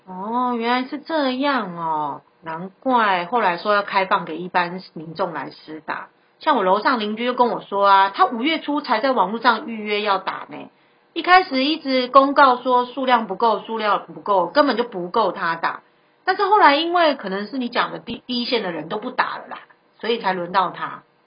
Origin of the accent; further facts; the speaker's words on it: Taiwan; 感谢我们台湾人民给他一百万美金的金元收入